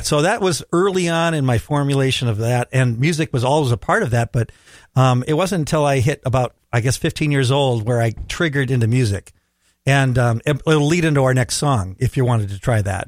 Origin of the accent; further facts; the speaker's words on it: Minneapolis, Minnesota, United States; I'm from Southwest Minneapolis